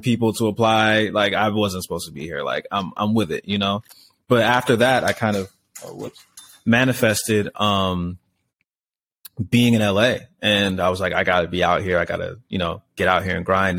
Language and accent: English; Laurel, Maryland, United States; moved away as an adult; also born or lived in Orange County / Hollywood; now in Los Angeles, United States; I grew up in a town called Laurel, Maryland